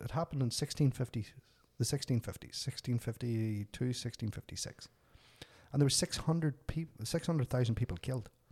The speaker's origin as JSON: {"language": "English", "region": "Northern Ireland", "country": "United Kingdom", "tie": "born or raised there", "moved": "as an adult", "lives_now": "Canada", "said": "growing up in Northern Ireland, the height of the troubles"}